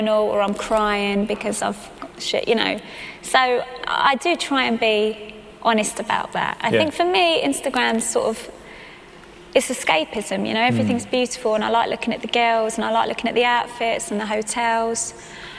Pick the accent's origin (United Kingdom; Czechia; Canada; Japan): United Kingdom; England; first language English